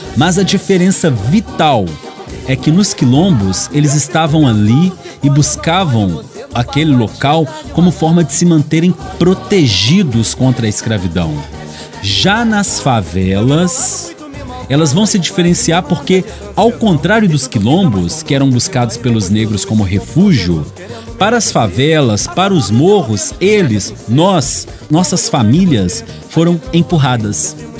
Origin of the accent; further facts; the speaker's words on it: Belo Horizonte, Minas Gerais, Brazil; now in Timóteo, Brazil; Eu nasci numa quebrada de Belo Horizonte, numa favela arrumada